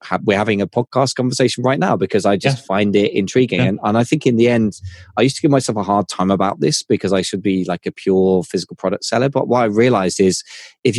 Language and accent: English; United Kingdom; I'm British